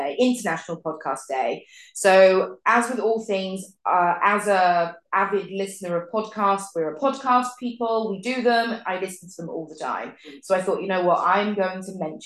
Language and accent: English; Berkshire, South East England, United Kingdom; I grew up in the UK in a little village called Batcham, Berkshire, little tiny village.